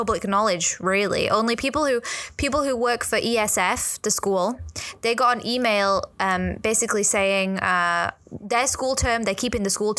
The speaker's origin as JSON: {"language": "English", "region": "England", "country": "United Kingdom", "moved": "yes", "lives_now": "Hong Kong", "said": "I'm white. I'm from England."}